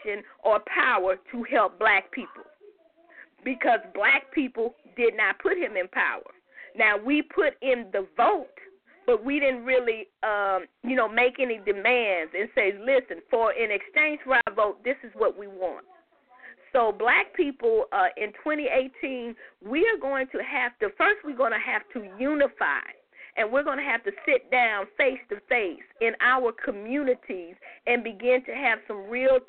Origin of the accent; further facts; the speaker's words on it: United States; black Americans, we are the only people that don't have an identity in front of American